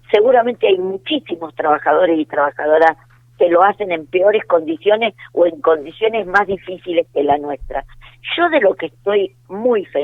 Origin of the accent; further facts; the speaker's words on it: Argentina; creo que tenemos que estar eh, como argentinos orgullosos